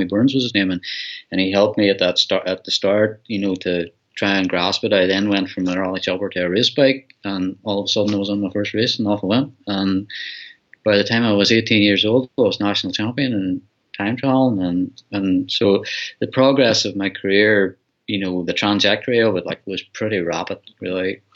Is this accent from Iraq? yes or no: no; Donegal, Ulster, Ireland; also born or lived in Dublin; I grew up in Donegal. I was actually born in Dublin, and I grew up in Donegal